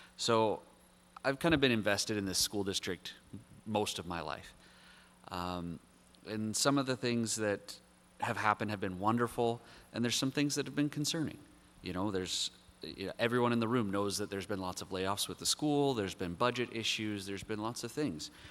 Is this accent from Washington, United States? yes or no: yes; Blaine, Washington, United States; I grew up in Blaine.